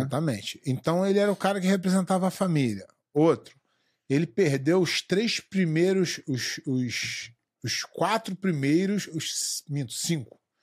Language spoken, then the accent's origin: Portuguese; Brazil; moved away as an adult; also born or lived in Rio de Janeiro; eu saí do Brasil há 14 anos